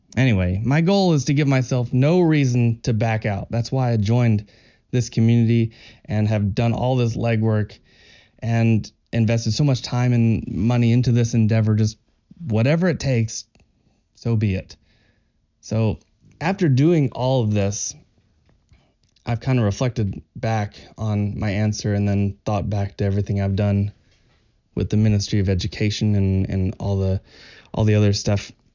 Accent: Kentucky, United States; I'm from Kentucky in the U

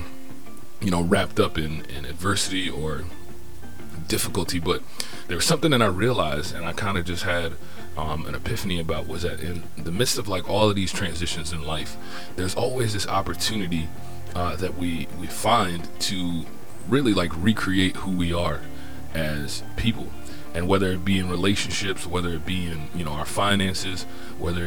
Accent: Fort Lauderdale, Florida, United States; now in Norfolk, United States; I'm originally from Fort Lauderdale, Florida. Grew up in that area. Now I reside in Norfolk, Virginia

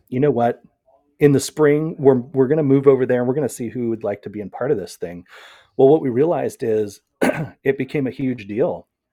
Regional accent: Seattle, Washington, United States; also born or lived in Puyallup; I come from the Pacific Northwest in the Seattle area

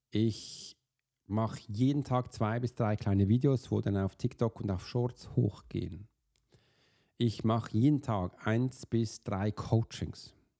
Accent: Switzerland; wir als Schweizer

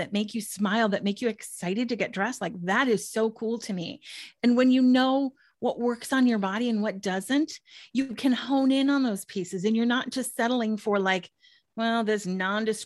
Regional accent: Minnesota, United States; moved away as an adult; also born or lived in Washington, D.C.; in 1999, I moved from Minnesota, where I'm originally from, to Washington, D.C. for a job

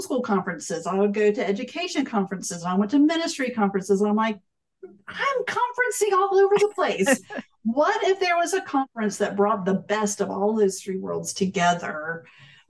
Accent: Florida, United States; I grew up in Florida

